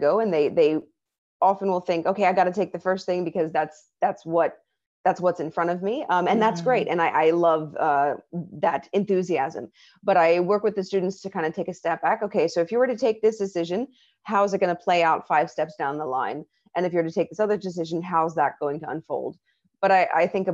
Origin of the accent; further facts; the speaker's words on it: Philadelphia, Pennsylvania, United States; moved away as an adult; now in Thailand; my hometown of Philadelphia